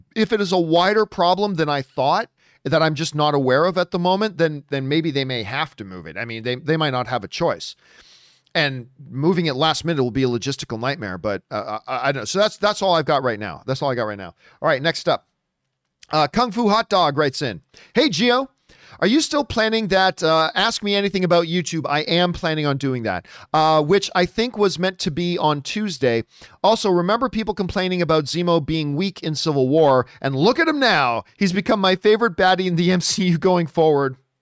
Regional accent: Canada; I'm Canadian, and now I just married an American

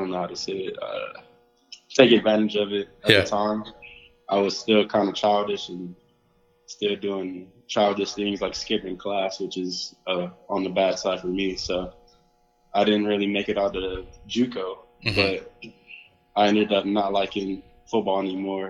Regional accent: San Antonio, Texas, United States; I'm from San Antonio, Texas

